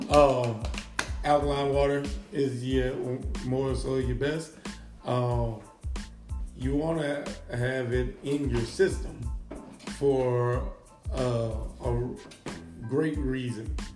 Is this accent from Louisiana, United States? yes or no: yes; Louisiana, United States; I'm from Louisiana. I'm from Louisiana.